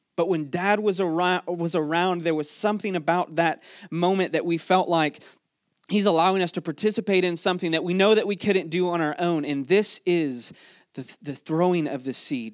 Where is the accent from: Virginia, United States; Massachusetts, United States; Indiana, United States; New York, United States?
Virginia, United States; Mechanicsville; before we are, uh, from Mechanicsville or before we're from Virginia or before we're Americans